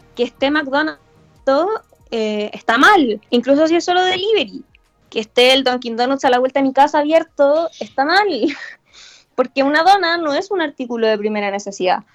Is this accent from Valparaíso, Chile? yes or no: no; Chillán, Ñuble, Chile; yo soy de Chillán